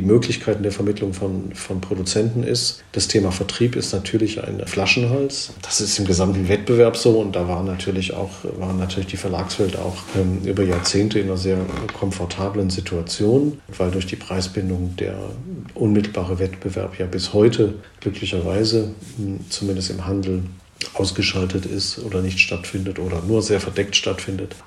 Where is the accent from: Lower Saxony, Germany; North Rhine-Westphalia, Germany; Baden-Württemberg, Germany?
Baden-Württemberg, Germany; Swabia; wie man im Schwabenland so sagt, wo ich herkomme